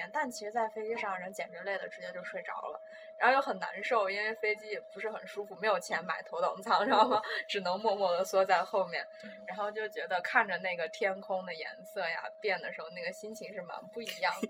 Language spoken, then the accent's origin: Chinese; Xi'an, Shaanxi, China; moved away as an adult; also born or lived in United Kingdom; 像我是从小在西安长大，没出过西安的，然后第一次出家门儿就去英国嘛读书